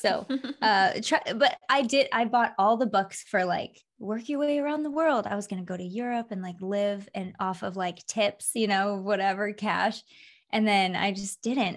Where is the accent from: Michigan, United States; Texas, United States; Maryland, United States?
Michigan, United States; moved away as an adult; also born or lived in Florida / California; now in Las Vegas, United States; I was born in Florida, grew up in Michigan, moved to California when I was 20